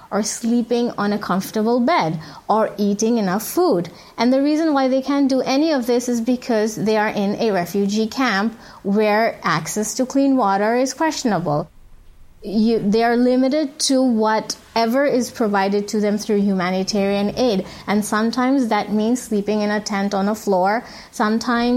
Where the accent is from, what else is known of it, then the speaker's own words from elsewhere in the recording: Saudi Arabia; moved away as an adult; also born or lived in Bangladesh; now in Cox's Bazar, Bangladesh; I'm a Bangladeshi physician, but I was born and raised in Saudi Arabia